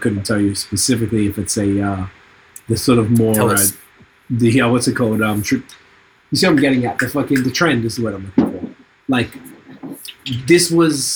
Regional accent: Australia; moved away; I'm from Australia

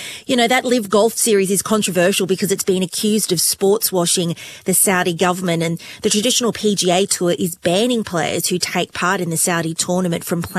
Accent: Queensland, Australia; as a Queenslander

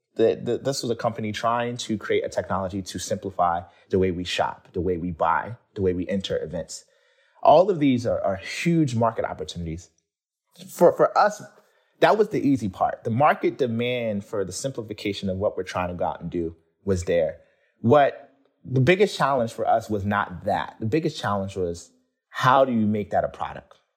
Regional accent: Baltimore, Maryland, United States; growing up in Baltimore, I grew up in a pretty, you know, urban environment

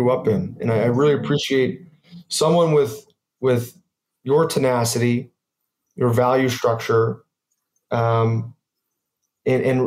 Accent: United States; I'm American

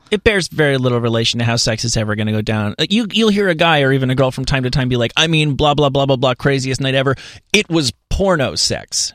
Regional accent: New Jersey, United States; I'm from New Jersey

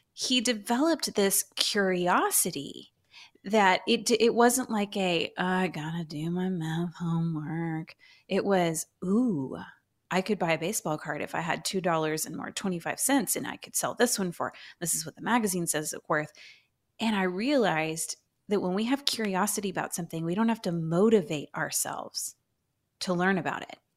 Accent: Houston, Texas, United States; moved away as an adult; now in Dallas, United States; I'm a true Houstonian

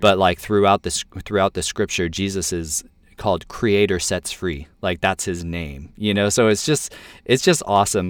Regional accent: United States; I'm an American Christian

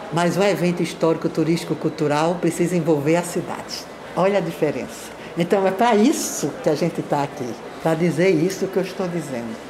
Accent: Northeast Region, Brazil; moved away; eu sou do Nordeste com muito orgulho

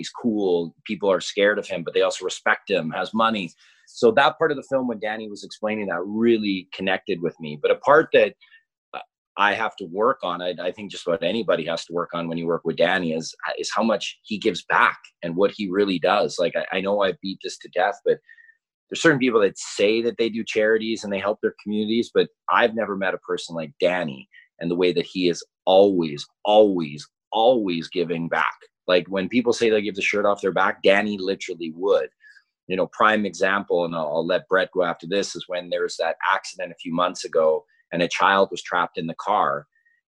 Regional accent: Kelowna, British Columbia, Canada; When I grew up in Kelowna

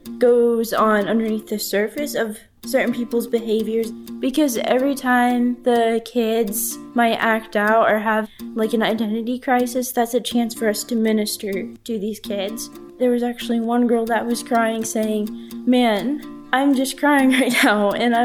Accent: Carthage, Missouri, United States; I'm from Carthage, Missouri.

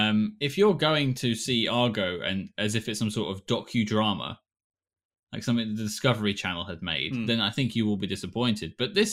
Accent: United Kingdom

